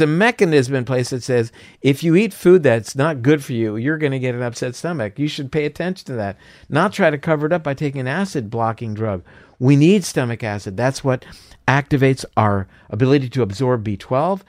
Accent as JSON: {"language": "English", "region": "Florida", "country": "United States", "said": "I'm from Florida, so, uh, orange juice is a big thing there"}